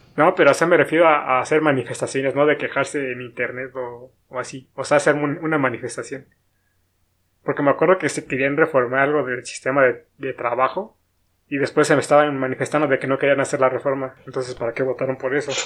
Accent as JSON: {"language": "Spanish", "region": "State of Mexico", "country": "Mexico", "said": "soy del estado"}